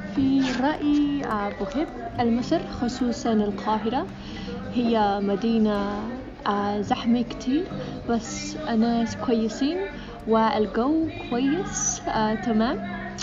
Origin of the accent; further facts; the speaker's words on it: England, United Kingdom; Arabic is a second language; moved away as an adult; now in Egypt; انا من انجلترا